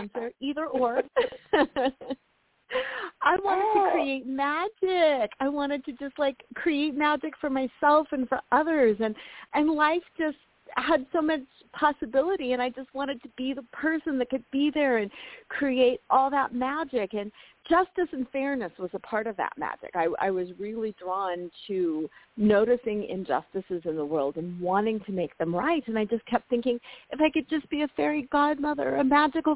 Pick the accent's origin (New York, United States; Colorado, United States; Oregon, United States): Colorado, United States; Lakewood; I was born and raised in Lakewood, Colorado, which is a suburb of Denver